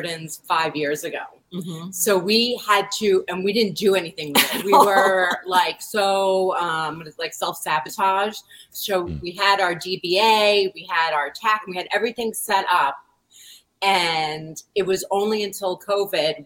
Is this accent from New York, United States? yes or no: yes; New York, United States; growing up in New York, art is all around you